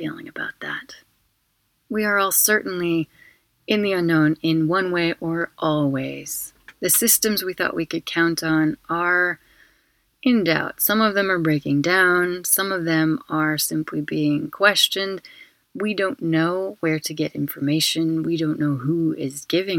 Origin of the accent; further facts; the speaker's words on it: United Kingdom; now in Barcelona, Spain; I'm also a British citizen